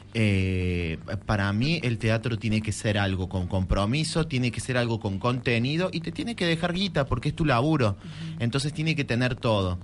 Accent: Córdoba, Argentina; moved away as an adult; also born or lived in Buenos Aires; yo me fui en el 2003 de Córdoba, volví en el 13, 2013

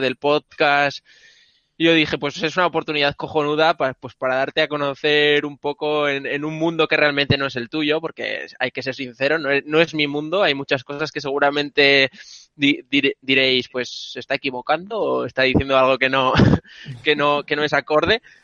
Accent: Ribadesella, Asturias, Spain; now in Barcelona, Spain; también soy asturiano, pero vivo en Barcelona

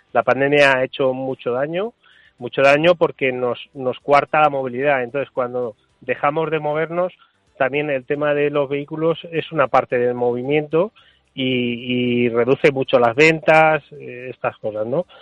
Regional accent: Valencian Community, Spain; yo soy valenciano

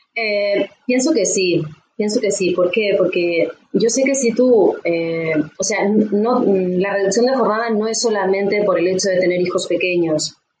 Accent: Uruguay; now in Tarragona, Spain; yo actualmente vivo en Tarragona, en España, eh, pero somos del Uruguay

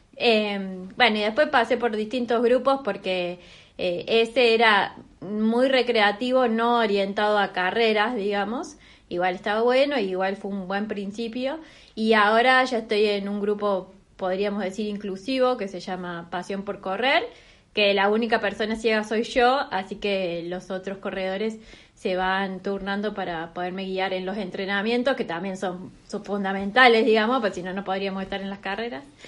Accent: Córdoba, Argentina; moved away as an adult; also born or lived in Neuquén; now in Buenos Aires, Argentina; yo hace 12 que vivo en Buenos Aires, soy de Córdoba, pero hace 12 que vivo en Buenos Aires

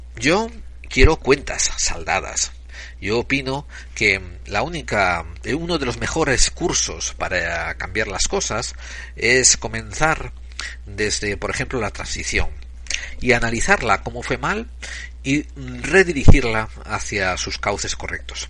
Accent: Spain; moved away; soy un español en el exilio

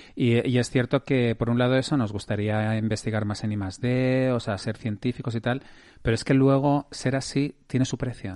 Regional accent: Madrid, Community of Madrid, Spain; yo soy madrileño, entonces yo he vivido en Madrid toda mi vida

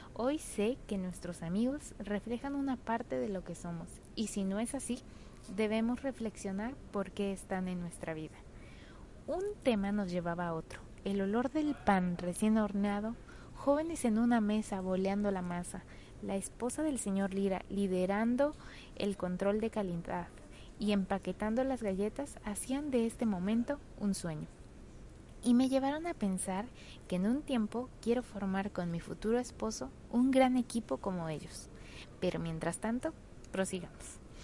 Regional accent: Puebla, Mexico; mi tierra poblana

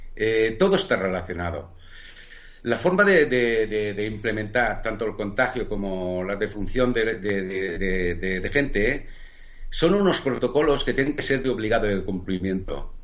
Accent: Spain; nosotros, como, como españoles

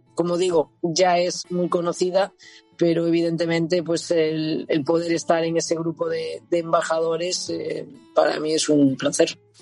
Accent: Santiago de Compostela, Galicia, Spain; moved away as an adult; also born or lived in Zaragoza / Barcelona; now in Italy; en mi ciudad natal, en, Santiago

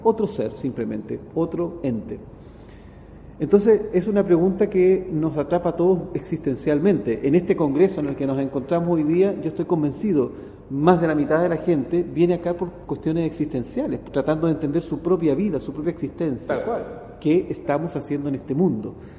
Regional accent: Chile; en mi país, en Chile

